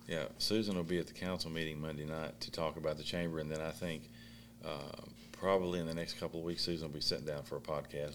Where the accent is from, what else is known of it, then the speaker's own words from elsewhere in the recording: Beattyville, Kentucky, United States; moved away; I'm from Beattyville, Kentucky.